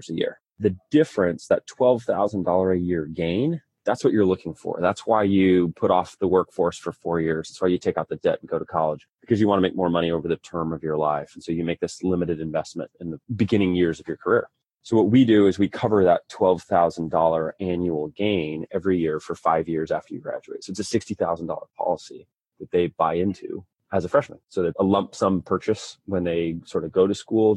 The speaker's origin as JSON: {"language": "English", "town": "Independence", "region": "Missouri", "country": "United States", "tie": "born or raised there", "also_born_or_lived": "Provo, Utah / Washington, District of Columbia, United States", "moved": "as an adult", "said": "So I was born in Provo, Utah. I lived in the mountains until I was 3, and we moved to Missouri, just outside of Kansas City, Independence, Missouri"}